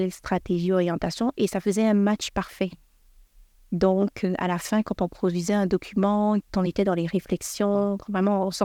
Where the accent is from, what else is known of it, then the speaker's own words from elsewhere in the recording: Canada; j'ai été pris comme expatriée parce que je suis canadienne.